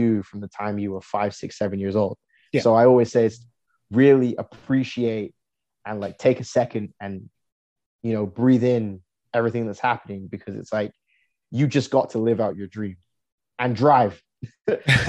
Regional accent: England, United Kingdom; now in Canada; I was born in England

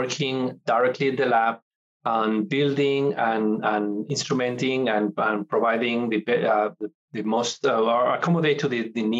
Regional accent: Santander, Cantabria, Spain; also born or lived in Mexico / Netherlands; now in Corvallis, United States; my hometown, Santander, in Spain.

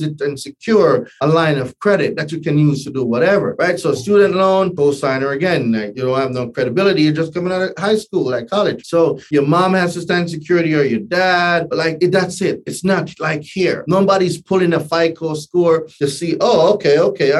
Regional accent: Jamaica; moved away as an adult; also born or lived in New Hampshire; now in United States; Born and raised in Jamaica, right? Not Jamaica, Queens, Jamaica, right? Island boy, right? And moved here when I was 20.

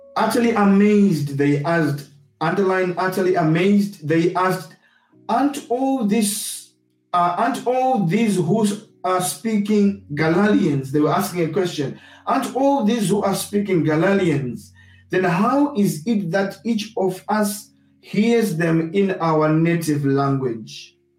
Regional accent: Zimbabwe; now in United Kingdom; I grew up in Zimbabwe and I hold certain views because of my experience of growing up in Zimbabwe

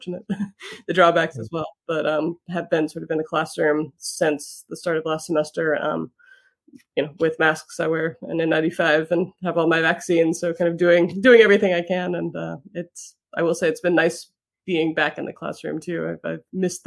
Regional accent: Kentucky, United States; moved away as an adult; also born or lived in Ohio / Connecticut; now in Florida, United States; I grew up in Kentucky

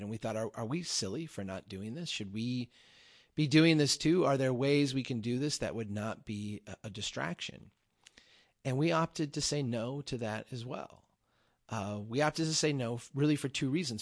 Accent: Brainerd, Minnesota, United States; I gave a talk here in my hometown. Uh, we had Brainerd History Week

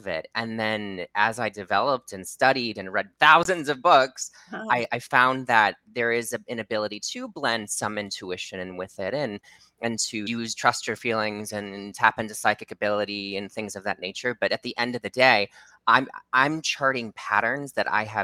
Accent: Midwest, United States; I grew up in the Midwest

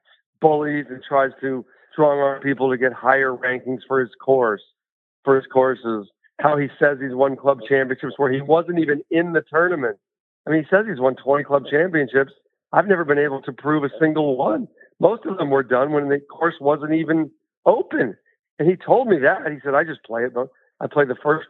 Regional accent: Boulder, Colorado, United States; I grew up in North Boulder

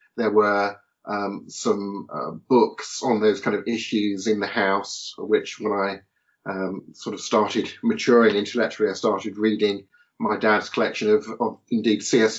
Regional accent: Portsmouth, South East England, United Kingdom; born and raised in Portsmouth

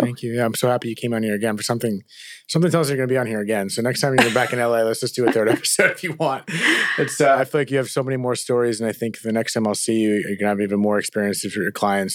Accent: New Jersey, United States; we're from Jersey.

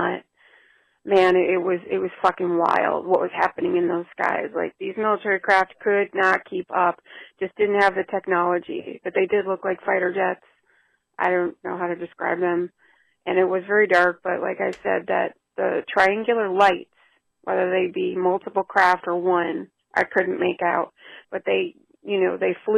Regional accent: Chicago, Illinois, United States; moved away; It's been so long since I lived in Chicago. That's where I grew up. So I'm from the Chicago area

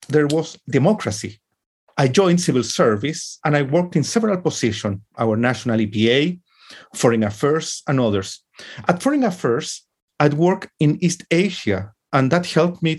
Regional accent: Chile; I studied law in the early 80s in my home country, Chile

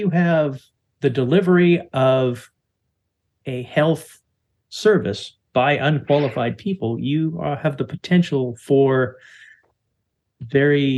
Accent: Canada; as a Canadian

